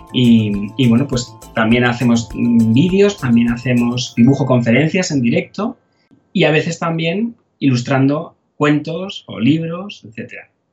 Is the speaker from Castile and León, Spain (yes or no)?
no; Madrid, Community of Madrid, Spain; also born or lived in Leeds; yo soy de Madrid, de España, eh, y nací en, en Madrid